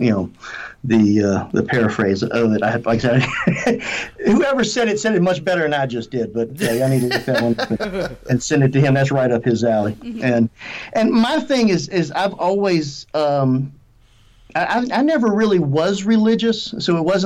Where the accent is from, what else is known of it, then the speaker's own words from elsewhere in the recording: United States; also born or lived in Georgia, United States; growing up here.